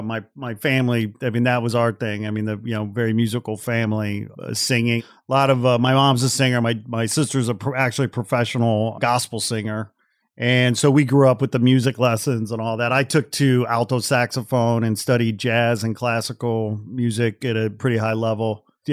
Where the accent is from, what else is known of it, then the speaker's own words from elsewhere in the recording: outside Chicago, Illinois, United States; moved away; also born or lived in Gary, Indiana; back in the Midwest where I'm from, you know, cause I was born in Gary, Indiana, and I grew up outside Chicago.